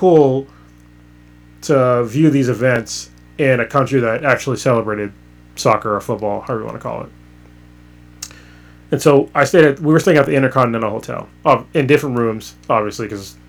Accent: United States; also born or lived in Bay Area, California / Qatar; they see me as an American. Because that's where my culture is from.

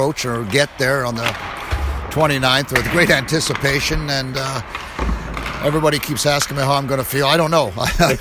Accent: Winnipeg, Manitoba, Canada; my childhood idol as a kid growing up in Winnipeg

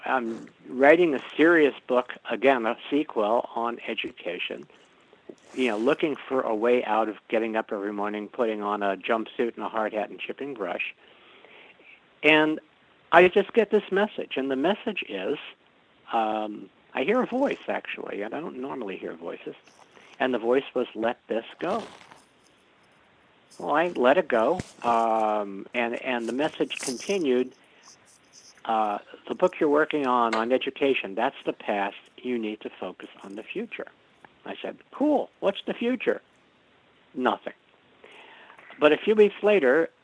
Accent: New York City, New York, United States; I am a boy from Brooklyn

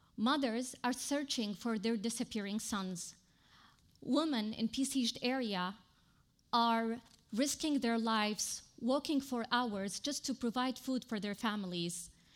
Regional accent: Yemen; now in Lebanon; from Yemen

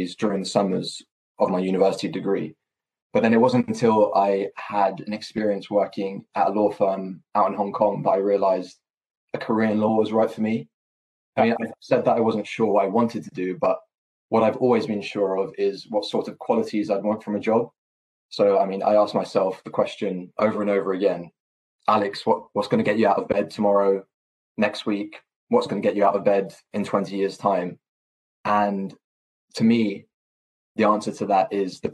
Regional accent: London, United Kingdom; being from London and going to university in London

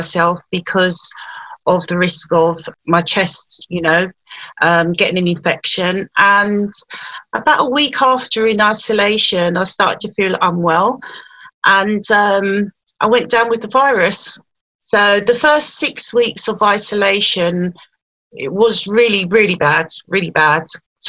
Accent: London, United Kingdom; I was born in London.

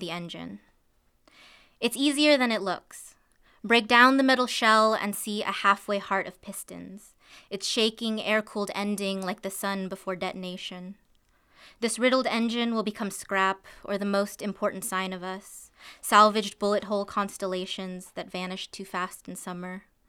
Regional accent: Isla Vista, California, United States; there was actually a shooting in my hometown

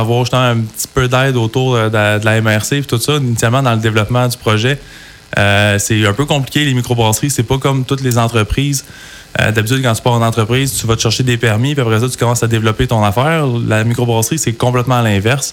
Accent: Sherbrooke, Quebec, Canada; moved away as an adult; now in Coaticook, Canada; on est de Sherbrooke, moi, mon frère

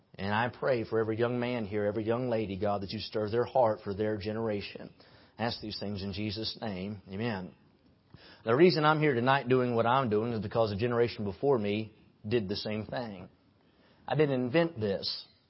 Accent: West Virginia, United States; now in Kentucky, United States; I live in Kentucky, but I'm from West Virginia

